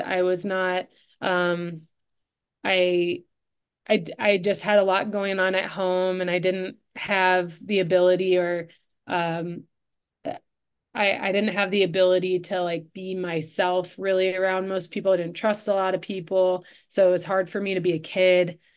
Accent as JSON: {"language": "English", "town": "Livonia", "region": "Michigan", "country": "United States", "tie": "born or raised there", "also_born_or_lived": "Ann Arbor, Michigan", "said": "I grew up in Livonia, which was just about 20 minutes closer towards Detroit"}